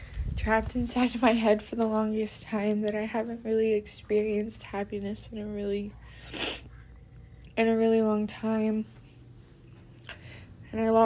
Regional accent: Texas, United States; I'm 15 and I'm from Texas.

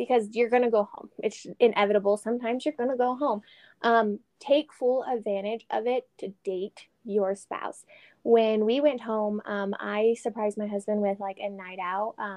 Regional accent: Texas, United States; moved away; I'm Texan

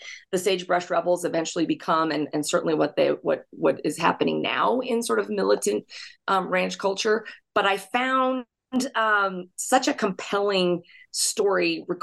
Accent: Intermountain West, United States; I grew up in the Intermountain West in the 80s and 90s

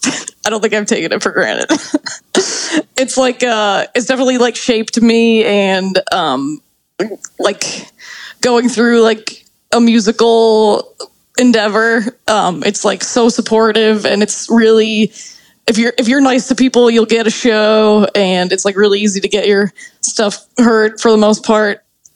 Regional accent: Orland Park, Illinois, United States; I grew up in Orland Park, Illinois, which is like 45 minutes south.

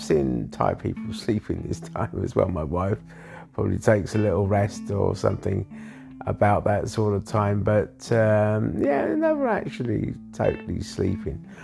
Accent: London, United Kingdom; I was born in London as well

